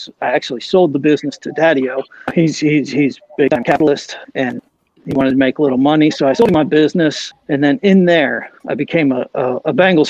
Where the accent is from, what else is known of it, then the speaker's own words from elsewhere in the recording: Ludlow, West Midlands, United Kingdom; accent: Ludlow; now in Shannon, Ireland; I am from Ludlow. I know the Ludlow accent can be tough.